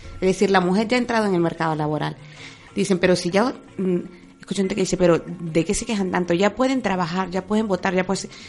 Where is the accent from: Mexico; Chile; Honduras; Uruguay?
Honduras; moved away as an adult; now in Spain; Dejar mi vida yo en Honduras y venirme para España